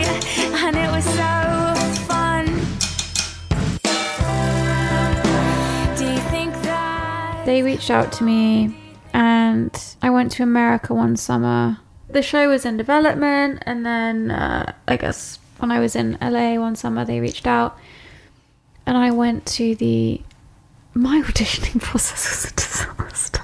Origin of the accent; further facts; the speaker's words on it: Hampshire, South East England, United Kingdom; moved away as an adult; now in Los Angeles, United States; The River Meon, where I grew up in England, in Hampshire